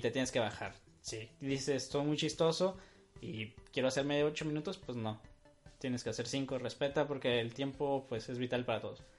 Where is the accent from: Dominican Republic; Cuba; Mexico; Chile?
Mexico; Tijuana, Baja California; somos de Tijuana y todo lo que mencionamos son cosas que pasan aquí en Tijuana